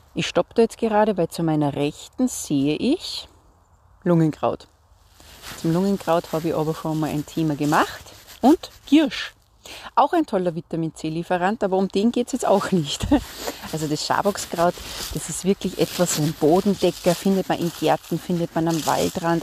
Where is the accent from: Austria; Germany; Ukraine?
Austria; Salzburg; ich komme ja aus Salzburg